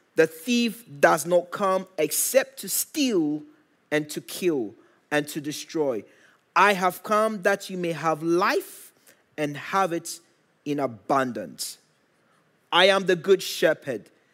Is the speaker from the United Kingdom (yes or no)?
no; Ghana; moved away; I grew up in Ghana